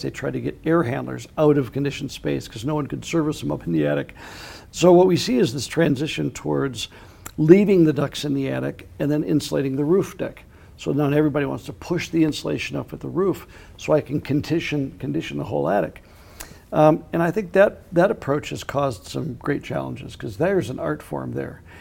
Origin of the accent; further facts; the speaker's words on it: Minnesota, United States; When I grew up in Minnesota